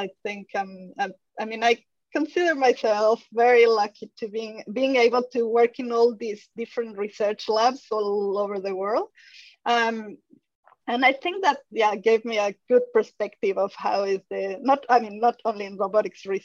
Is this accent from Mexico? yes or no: yes; Mexico; English is a second language; moved away as an adult; also born or lived in France; now in Australia; As a Mexican